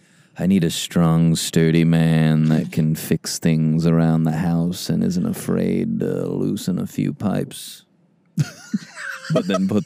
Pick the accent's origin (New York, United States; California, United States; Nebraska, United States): Nebraska, United States; I'm from Nebraska